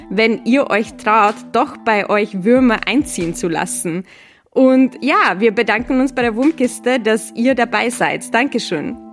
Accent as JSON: {"language": "German", "region": "Vienna", "country": "Austria", "tie": "born or raised there", "said": "ich fand es immer richtig faszinierend, dass meine Heimatstadt Wien jeden Tag so viel Brot wegschmeißt wie ganz Graz, also die zweitgrößte Stadt von Österreich, jeden Tag einkauft oder essen könnte."}